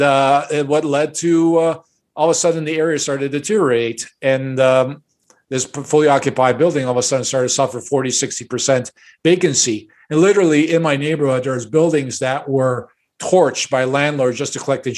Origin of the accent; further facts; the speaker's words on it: Chicago, Illinois, United States; I was born and raised in Chicago, and my parents are immigrants